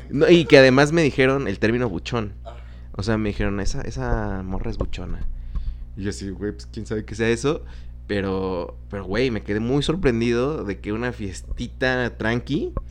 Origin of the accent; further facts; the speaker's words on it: State of Mexico, Mexico; now in Guadalajara, Mexico; yo soy del Estado de México, lugar muy marginal.